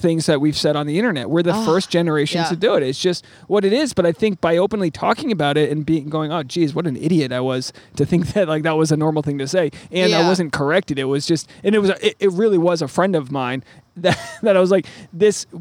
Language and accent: English; Rhode Island, United States; I grew up in Rhode Island